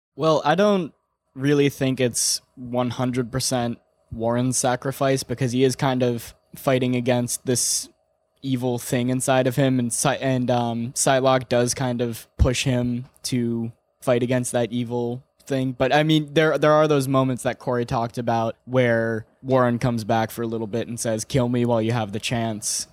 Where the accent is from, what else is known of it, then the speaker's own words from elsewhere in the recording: Ireland; I'm Irish